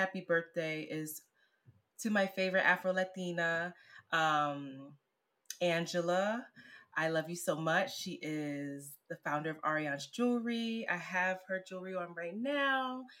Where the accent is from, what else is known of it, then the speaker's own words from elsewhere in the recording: Philadelphia, Pennsylvania, United States; now in Brooklyn, United States; I'm from Philly